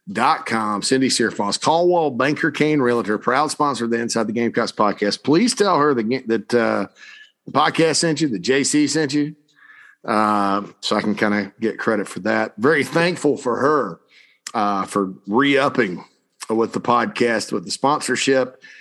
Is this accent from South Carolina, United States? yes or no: yes; Spartanburg, South Carolina, United States; my hometown of Spartanburg, South Carolina